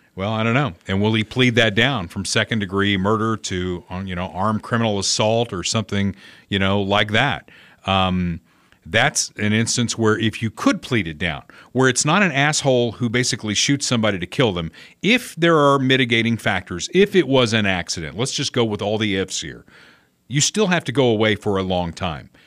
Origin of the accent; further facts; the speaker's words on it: Indiana, United States; my home state of Indiana